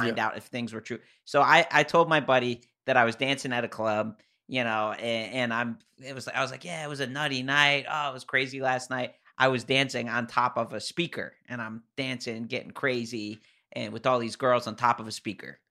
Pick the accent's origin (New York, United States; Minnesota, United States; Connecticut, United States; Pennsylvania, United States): Connecticut, United States; I'm from Connecticut